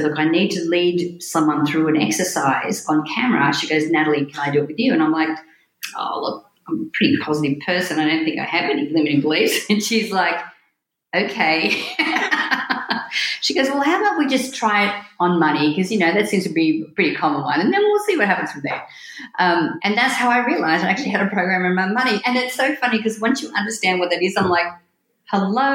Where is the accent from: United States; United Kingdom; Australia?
Australia; New South Wales; moved away as an adult; also born or lived in Sydney, Australia; When I was 18, I left my hometown and moved to Sydney in Australia, which was the big city near me.